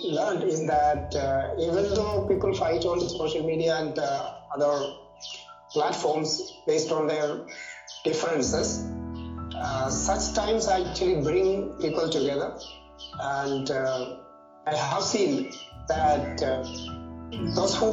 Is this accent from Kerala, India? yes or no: yes; Kottayam, Kerala, India; also born or lived in Kasargod; now in Kasaragod, India; I'm actually from Central Kerala, from Kottayam, but um, I live and work in Kasargod right now.